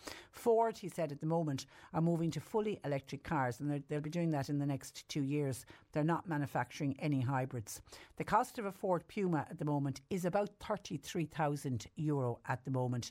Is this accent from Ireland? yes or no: yes; Ireland; now in Mallow, Ireland